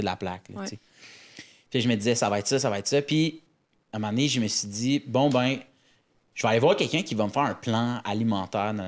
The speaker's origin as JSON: {"language": "French", "town": "Laval", "region": "Quebec", "country": "Canada", "said": "on vient de Laval, c'est à côté"}